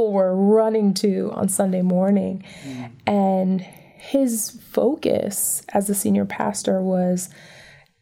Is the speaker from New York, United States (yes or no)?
no; Detroit, Michigan, United States; now in Atlantic City, United States; where I grew up in Detroit